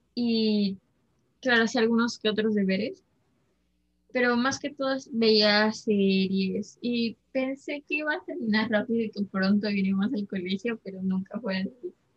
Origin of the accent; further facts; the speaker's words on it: Peru; somos peruanos